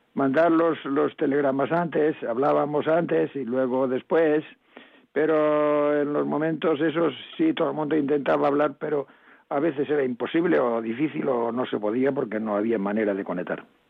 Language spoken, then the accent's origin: Spanish; mountains of Lugo, Galicia, Spain; also born or lived in Caión, A Coruña; O sea que nací en Cayón, en aquí en La Coruña. No quiere decir que me haya criado aquí, porque luego me marché a la, a la montaña de Lugo